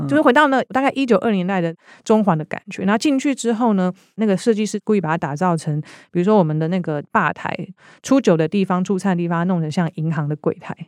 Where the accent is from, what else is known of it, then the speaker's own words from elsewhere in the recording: Taiwan; 我们台湾人